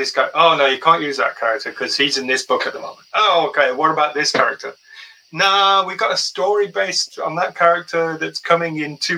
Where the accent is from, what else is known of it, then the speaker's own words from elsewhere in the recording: Wolverhampton, West Midlands, United Kingdom; also born or lived in United States; now in Shropshire, United Kingdom; I grew up close by in Wolverhampton.